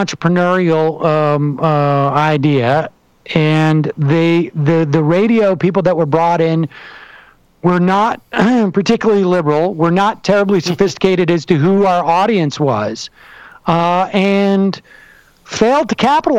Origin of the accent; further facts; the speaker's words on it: Worcester, Massachusetts, United States; also born or lived in New York City, United States; now in New York, United States; I was raised in Worcester, Massachusetts